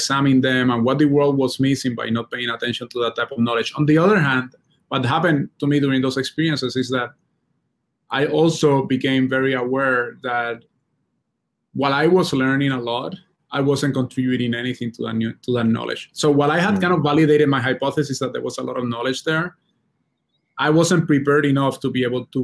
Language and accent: English; Puerto Rico; moved away as an adult; I grew up in Puerto Rico